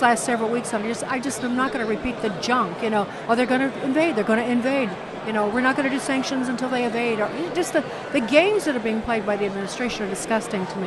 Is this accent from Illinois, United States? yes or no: yes; Chicago, Illinois, United States; I'm from Chicago.